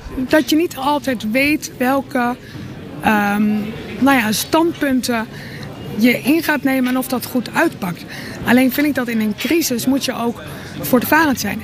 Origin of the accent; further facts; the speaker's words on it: Rotterdam, South Holland, Netherlands; als Rotterdammers